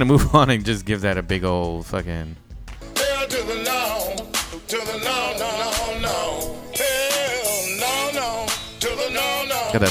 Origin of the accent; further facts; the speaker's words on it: Dripping Springs, Texas, United States; it's in Austin, which is liberal as fuck, but I'm from Dripping Springs.